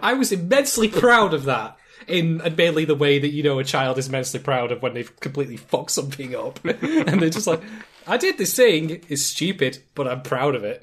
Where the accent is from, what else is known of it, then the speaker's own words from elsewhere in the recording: United Kingdom; accent: British; I'm in Britain. You know, in case you hadn't gathered that already from various clues, such as my accent